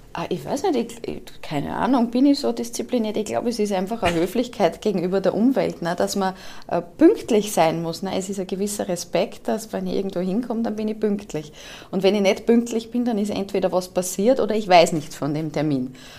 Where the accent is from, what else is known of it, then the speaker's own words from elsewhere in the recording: Austria; accent: Austrian; also born or lived in Vorarlberg / Germany; wir sind Österreicher und unser Problem ist mit der österreichischen Sprache